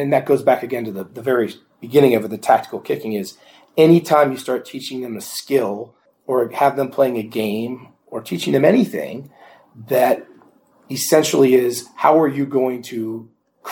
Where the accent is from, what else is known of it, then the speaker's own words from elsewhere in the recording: Indianapolis, Indiana, United States; I'm from Indianapolis, so a Colts fan